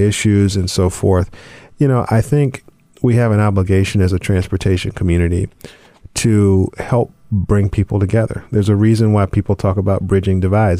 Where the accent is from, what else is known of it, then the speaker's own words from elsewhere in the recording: Charlotte, North Carolina, United States; growing up in Charlotte